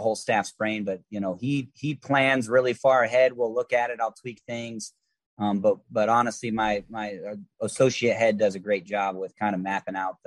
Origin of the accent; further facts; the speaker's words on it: Florida, United States; moved away as an adult; I was from Florida